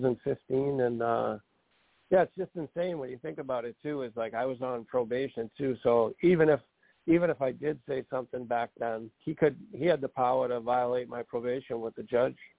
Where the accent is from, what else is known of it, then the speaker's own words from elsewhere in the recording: Massachusetts, United States; I'm from Massachusetts